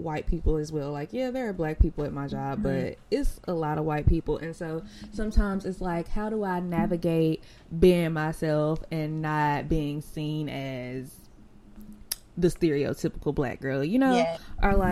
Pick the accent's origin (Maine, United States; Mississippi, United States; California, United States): Mississippi, United States; accent: country; I'm from Mississippi